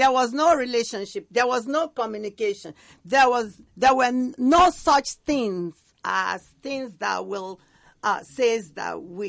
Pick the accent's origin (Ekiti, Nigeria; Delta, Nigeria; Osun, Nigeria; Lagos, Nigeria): Delta, Nigeria; moved away as an adult; now in United States; I'm from Delta State, Nigeria.